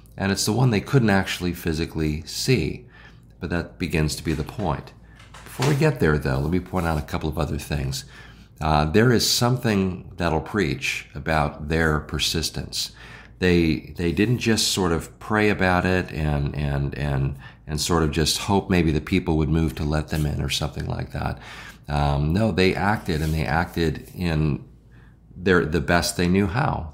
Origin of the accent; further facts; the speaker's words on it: Illinois, United States; also born or lived in the South (US); now in Southern United States, United States; I'm from Illinois.